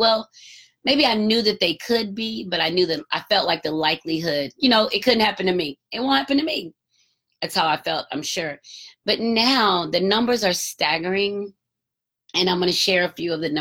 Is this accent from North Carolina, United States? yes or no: no; Marietta, Georgia, United States; I grew up in the Atlanta area. So in Marietta, north of Atlanta